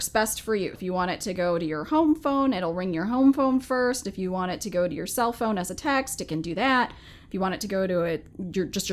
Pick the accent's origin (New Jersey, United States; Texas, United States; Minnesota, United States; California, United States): Minnesota, United States; now in James City County, Virginia, United States; I grew up in the Midwest